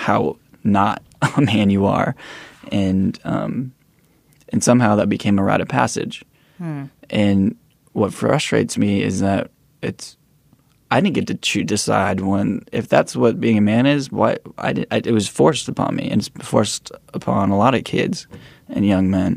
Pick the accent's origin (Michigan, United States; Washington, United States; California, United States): California, United States; East Bay, Bay Area; I grew up in the East Bay, the Bay Area